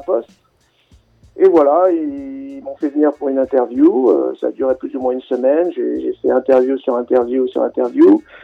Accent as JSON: {"language": "French", "town": "Créteil", "region": "Île-de-France", "country": "France", "tie": "born or raised there", "also_born_or_lived": "Grenoble", "said": "je suis originaire à l'origine de Grenoble. Euh, ensuite, j'ai grandi, j'ai passé mon adolescence en banlieue parisienne à Créteil"}